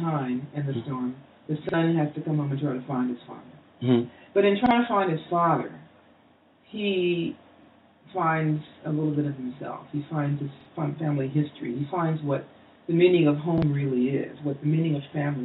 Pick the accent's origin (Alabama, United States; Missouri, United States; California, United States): Missouri, United States; Kansas City; my hometown, Kansas City